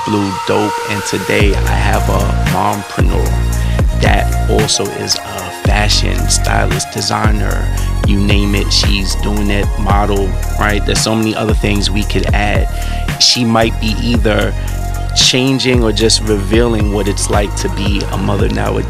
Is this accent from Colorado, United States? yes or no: no; New York City, New York, United States; I am born and raised in New York, right?